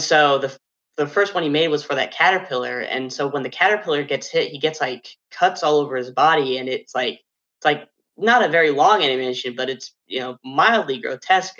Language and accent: English; Fort Wayne, Indiana, United States; moved away as an adult; now in Portsmouth, United States; I'm not from Ohio at all. I'm actually from Fort Wayne, Indiana, so it was quite a trek coming down here